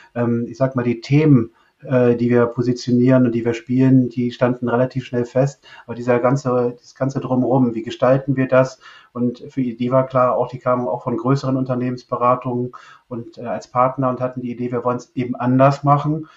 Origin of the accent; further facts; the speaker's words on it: Northern Germany, Germany; als Kind oder als, als Junge in Norddeutschland aufgewachsen bin